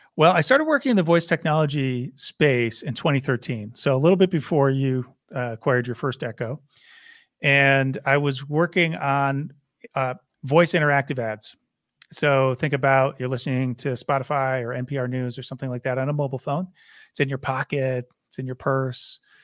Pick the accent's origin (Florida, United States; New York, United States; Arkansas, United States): New York, United States; Syracuse; I grew up in Syracuse, New York.